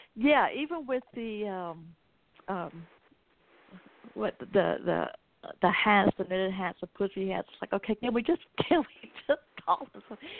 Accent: the South, Southern United States, United States; I'm a Southerner

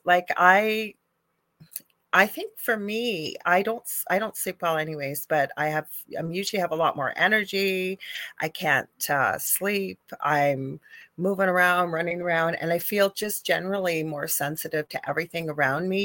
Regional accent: Canada; I'm a Canadian spiritual medium

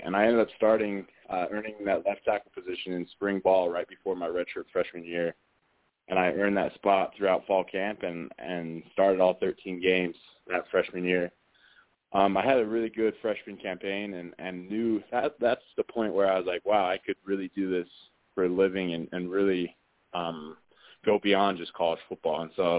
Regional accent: Utah, United States; I grew up in Utah watching BYU football

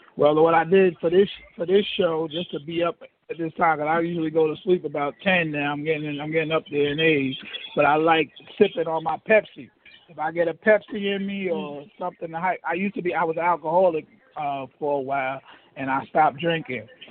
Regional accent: New York City, New York, United States; moved away as an adult; also born or lived in Harlem, New York / St. Albans, Queens, New York; now in Daytona Beach, United States; I'm from Riverdale. I was in I grew up my mother lived in the Bronx, Riverdale, the Riverdale section of the Bronx.

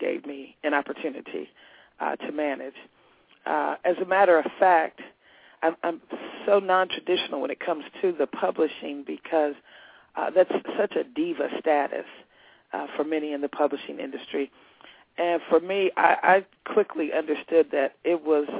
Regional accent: Indianapolis, Indiana, United States; moved away as an adult; also born or lived in Georgia; I'm from the Midwest, Indianapolis, Indiana, and lived in Georgia for several years and returned back to Indiana

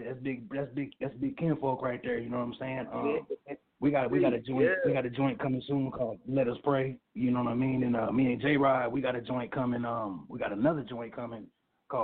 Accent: Louisville, Kentucky, United States; now in Tulsa, United States; my origin state is Louisville, Kentucky

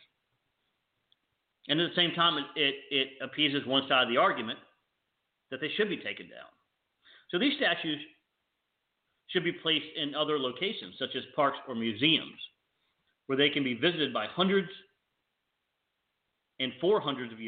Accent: the South, United States; moved away as an adult; also born or lived in New York / Washington, D.C. / Chicago / Boston; I grew up in the South. I understand Southern people. I spent the first 20-some years of my life in the South.

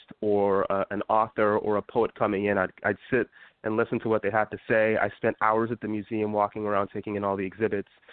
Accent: Utah, United States; now in Washington DC, United States; when I was younger, I grew up in Utah

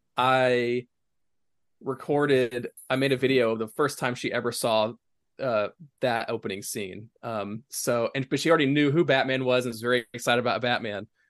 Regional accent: East Tennessee, United States; growing up in East Tennessee, like, I was not, I was more of a country kid

